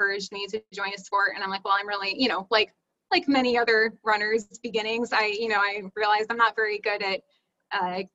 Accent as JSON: {"language": "English", "town": "Schwenksville", "region": "Pennsylvania", "country": "United States", "tie": "born or raised there", "moved": "yes", "lives_now": "Portland, United States", "said": "I grew up in Schwanksville, Pennsylvania"}